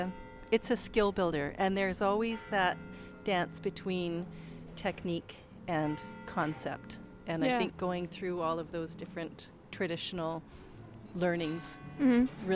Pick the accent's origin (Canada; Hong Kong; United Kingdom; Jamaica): Canada; we're Canadian